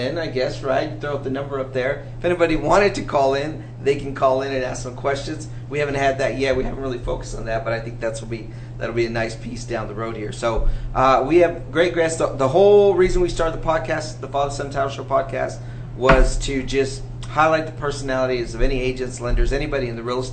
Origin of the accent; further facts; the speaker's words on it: California, United States; moved away; we're originally from California